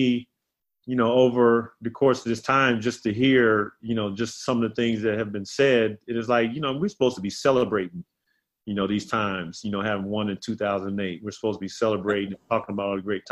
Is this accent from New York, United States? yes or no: no; South Carolina, United States; moved away; Kevin was always like my young brother growing up in South Carolina. So to see how far, you know, we both have come from those days in South Carolina